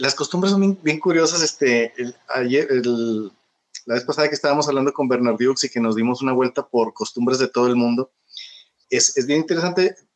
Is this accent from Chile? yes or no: no; Monterrey, Nuevo León, Mexico; moved away as an adult; now in China; yo crecí en los 70 en Monterrey